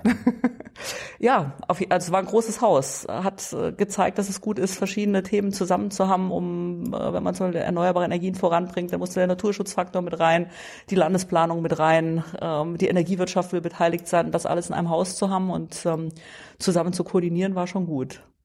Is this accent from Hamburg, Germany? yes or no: no; Dillingen, Saarland, Germany; also born or lived in Saarbrücken; in meiner Heimat, nicht im Heimatort. Das ähm, äh, war und ist die Dillinger Hüttenstadt, äh, die mich geprägt hat